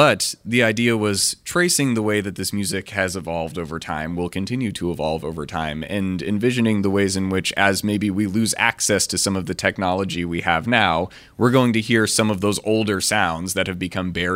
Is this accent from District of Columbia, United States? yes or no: yes; Washington, District of Columbia, United States; I grew up in Washington, D.C. in the late 90s and early 2000s